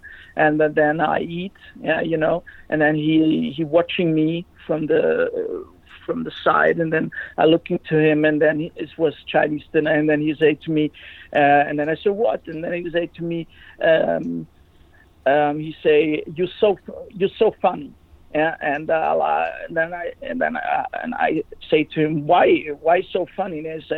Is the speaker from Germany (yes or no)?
yes; Germany; English is a second language; I was from Germany